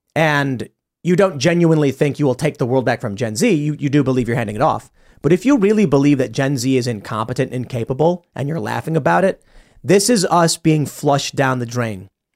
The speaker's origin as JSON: {"language": "English", "town": "Chicago", "region": "Illinois", "country": "United States", "tie": "born or raised there", "also_born_or_lived": "Florida", "moved": "yes", "lives_now": "West Virginia, United States", "said": "I grew up in Chicago"}